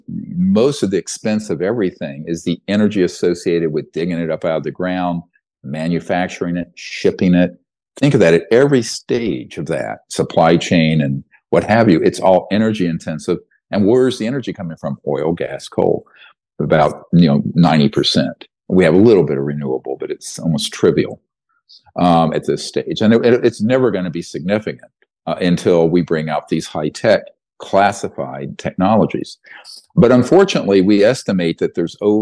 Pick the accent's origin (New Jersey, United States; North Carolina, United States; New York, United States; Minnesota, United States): North Carolina, United States; the guys I grew up with in North Carolina